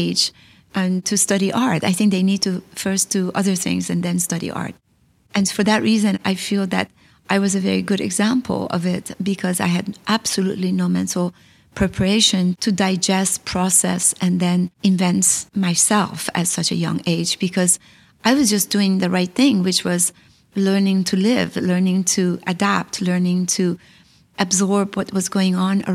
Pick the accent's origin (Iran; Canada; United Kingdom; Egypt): Iran; moved away; also born or lived in California / New York; I came from Iran, a place that we always lived on the edge